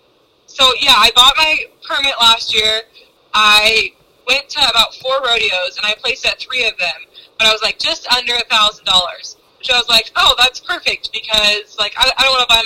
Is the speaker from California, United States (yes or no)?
yes; Santa Rosa, California, United States; I grew up in Santa Rosa, California